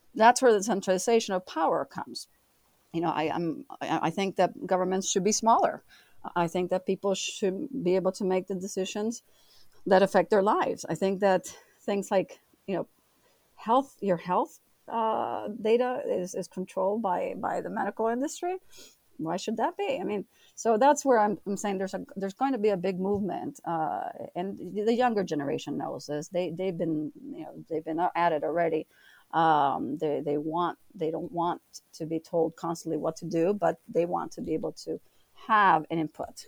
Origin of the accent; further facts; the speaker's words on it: United States; as an American, I'm living in two different countries